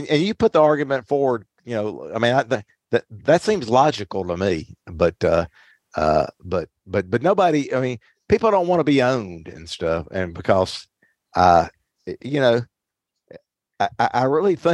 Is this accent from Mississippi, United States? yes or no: yes; Mississippi, United States; I grew up in Mississippi